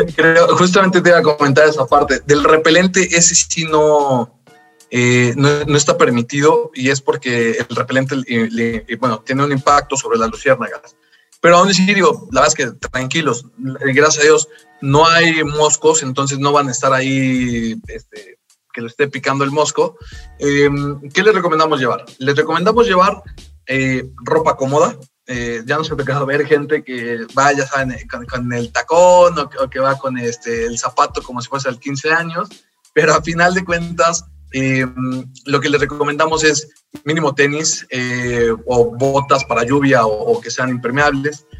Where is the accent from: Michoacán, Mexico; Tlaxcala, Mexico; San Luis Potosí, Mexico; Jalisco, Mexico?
Tlaxcala, Mexico; nosotros que somos de acá de Tlaxcala